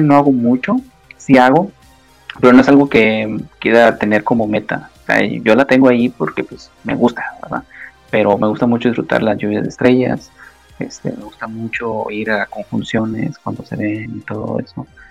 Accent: Nuevo Laredo, Tamaulipas, Mexico; yo soy de acá de México, estoy cerca de la frontera de Estados Unidos. Me cuenta que está Estados Unidos a cinco minutos caminando prácticamente. la ciudad se llama Nuevo Laredo

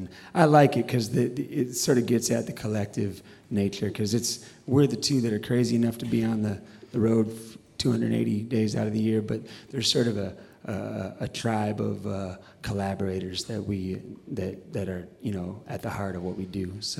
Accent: Chicago, Illinois, United States; We love birds, and we are from Chicago

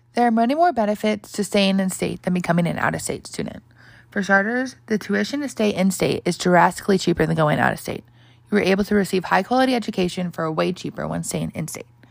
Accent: Scottsdale, Arizona, United States; I'm an Arizona native, born and raised in Scottsdale

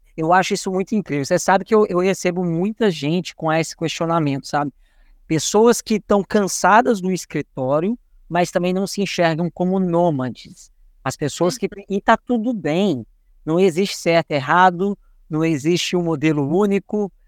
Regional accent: Minas Gerais, Brazil; Nós dois que somos mineiro

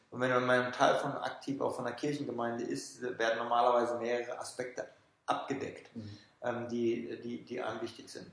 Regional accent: Germany; also born or lived in Frankfurt / Switzerland; als Deutsche

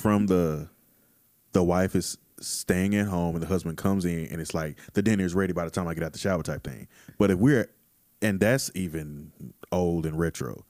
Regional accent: Texas, United States; growing up in Texas my whole life

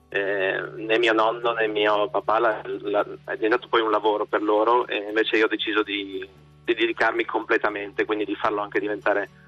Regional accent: Udine, Friuli-Venezia Giulia, Italy; Sì, sì, sono friulano

